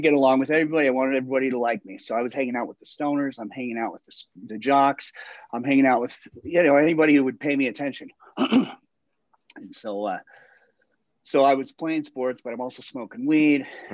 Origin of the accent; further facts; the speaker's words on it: Littleton, Colorado, United States; I'm from Littleton. I grew up in Littleton